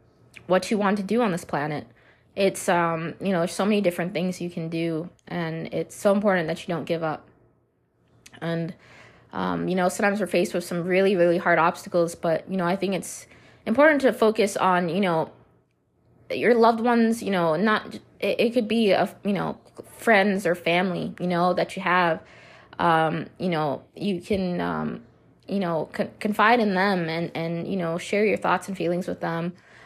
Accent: Minnesota, United States; now in Nevada, United States; But I'm originally from Minnesota. I know some of you know that, and I am relocated out to, you know, Nevada.

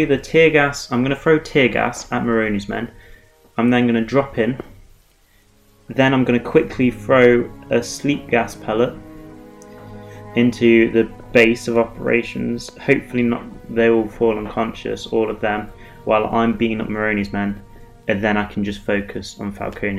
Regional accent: England, United Kingdom; I'm English

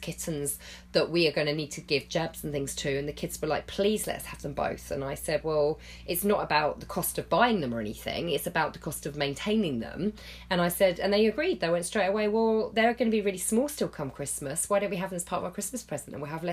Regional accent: England, United Kingdom; we're British and I live in England

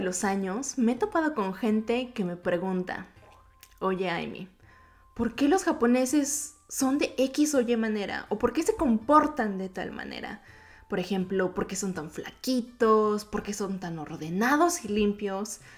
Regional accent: Mexico City, Mexico; accent: Mexico City; first language Japanese; Spanish is a second language; also born or lived in Yokohama, Kanagawa, Japan; viví gran parte de mi vida en México. Específicamente en la Ciudad de México, por si van notando este acento medio cantadito.

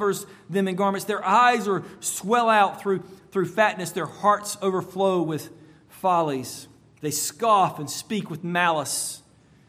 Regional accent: United States; As an American

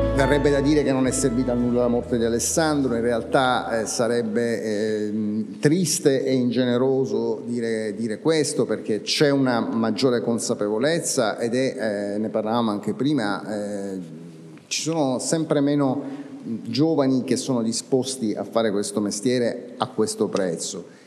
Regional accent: Sicily, Italy; siciliani, che è la mia terra

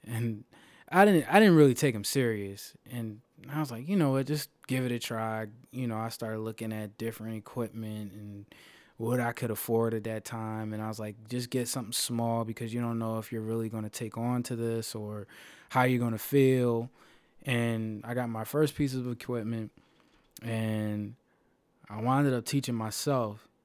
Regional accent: Philadelphia, Pennsylvania, United States; in Philly, in my hometown

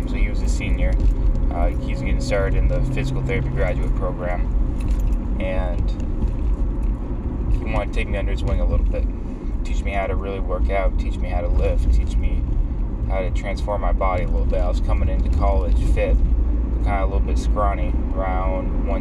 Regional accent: New Hampshire, United States; I love growing up in New Hampshire

